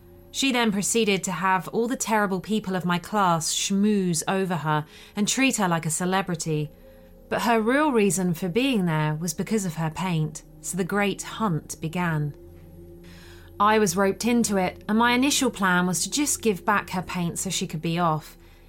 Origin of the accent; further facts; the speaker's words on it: Sweden; it happened in my home country of Sweden when I went to an art school for a summer course